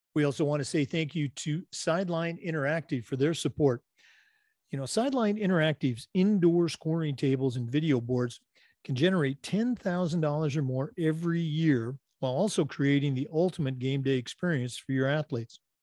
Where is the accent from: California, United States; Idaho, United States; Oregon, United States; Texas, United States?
Oregon, United States; I was born and raised in Oregon